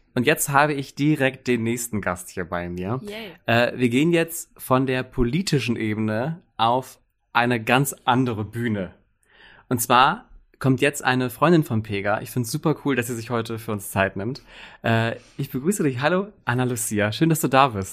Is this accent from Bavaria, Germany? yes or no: no; Wilhelmshaven, Lower Saxony, Germany; wir kommen beide aus Wilhelmshaven